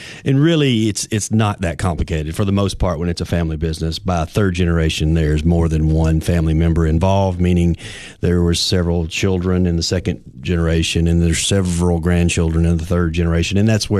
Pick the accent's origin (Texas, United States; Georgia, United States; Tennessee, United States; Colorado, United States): Tennessee, United States; Livingston; now in Cookeville, United States; Yeah, we're originally from Livingston.